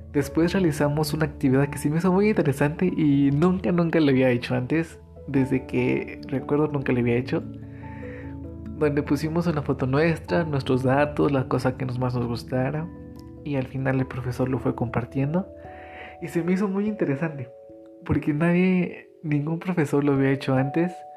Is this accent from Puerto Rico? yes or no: no; Metepec, Hidalgo, Mexico; soy del municipio de Metepec Hidalgo